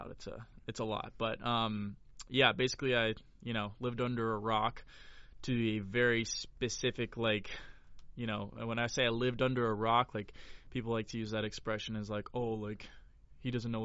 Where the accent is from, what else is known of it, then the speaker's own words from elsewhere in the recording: Florida, United States; moved away as an adult; now in Los Angeles, United States; I'm from Florida